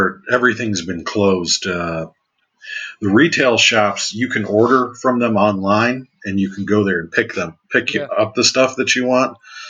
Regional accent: United States; now in Germany; being an American living abroad

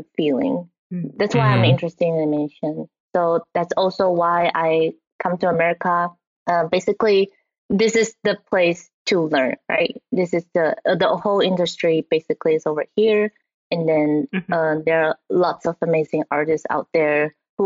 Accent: Taiwan; moved away; So I was originally from Taiwan. And then when I was in Taiwan, you know, we grew up watching anime on TV.

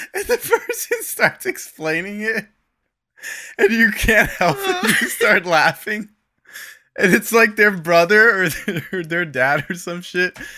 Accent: Florida, United States; I grew up in Florida

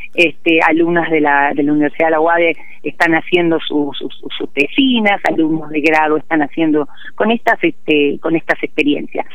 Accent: Puerto Madryn, Chubut, Argentina; also born or lived in the Andes (cordillera); yo vivía en Puerto Madryn

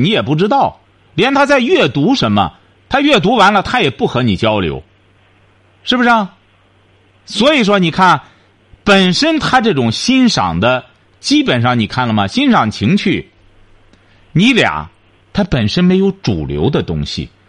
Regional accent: China; 为什么？我们中国人更不能学这些玩意儿。为什么？我们中国人多

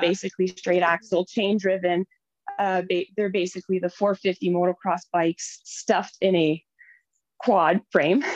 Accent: Noelville, Ontario, Canada; now in Temagami, Canada; I come from originally from the French River area in Ontario, um, small town called Noelville. So I grew up there again, population maybe 500

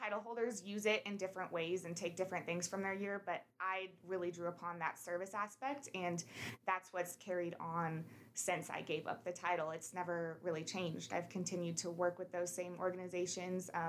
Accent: Sheridan, Wyoming, United States; also born or lived in Iowa; I moved to Sheridan when I was 10, actually, from Iowa. And to me, this is always home

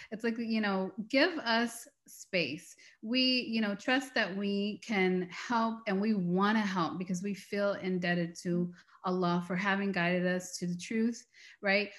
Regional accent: United States; We are American. We are from the West

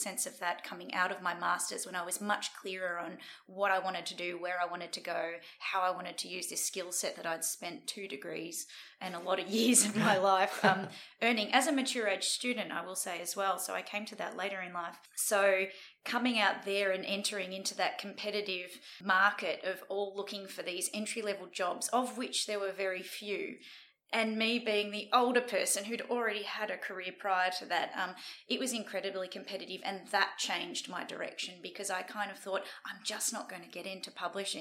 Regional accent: Sydney, New South Wales, Australia; I grew up in the Sydney suburbs, and it was a pretty ordinary childhood

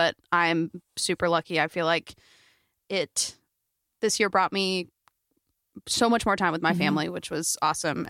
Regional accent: Fort Worth, Texas, United States; also born or lived in New York; Carly and I grew up in Fort Worth, Texas

